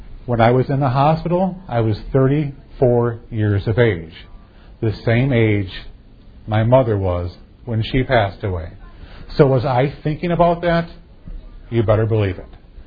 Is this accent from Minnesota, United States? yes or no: no; Fairview, Michigan, United States; I grew up in Fairview, Michigan